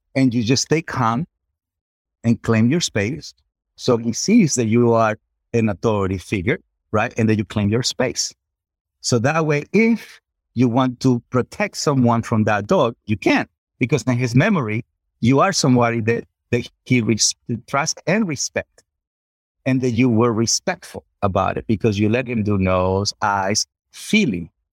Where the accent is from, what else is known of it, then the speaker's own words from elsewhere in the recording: Culiacán, Sinaloa, Mexico; I'm from Culiacán, Sinaloa, Mexico